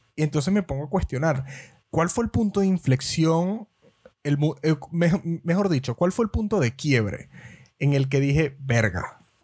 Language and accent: Spanish; Venezuela; moved away; nosotros que somos venezolanos